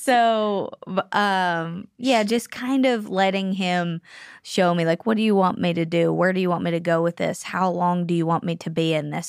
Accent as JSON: {"language": "English", "town": "Pittsburgh", "region": "Pennsylvania", "country": "United States", "tie": "born or raised there", "moved": "as an adult", "said": "I'm from Pennsylvania"}